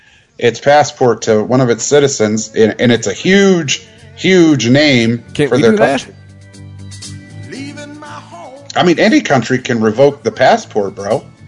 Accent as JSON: {"language": "English", "country": "United States", "said": "And we're American."}